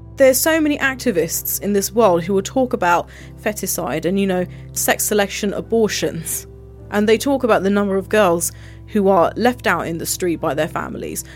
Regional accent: United Kingdom; I was born and raised here

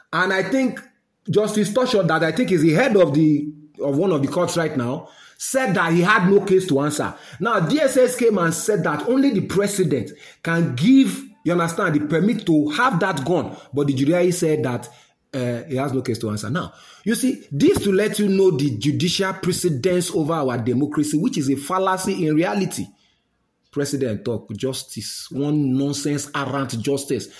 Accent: Nigeria; I know this as a Nigerian

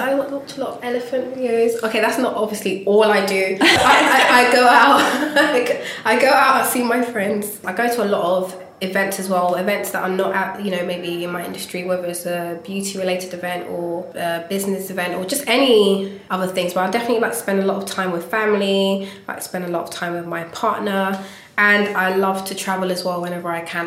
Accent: Ghana; I'm Ghanaian and as a Ghanaian, you do not tell your parents you want to be an artist

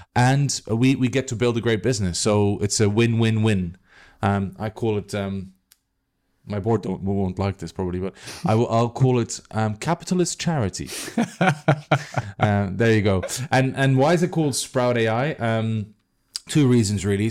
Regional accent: Belgium; moved away; I'm from Belgium

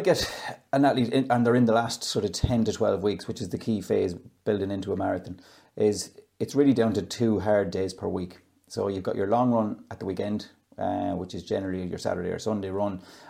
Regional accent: Dromore West, Connacht, Ireland; moved away; I'm from Dromore West, small village in West Sligo

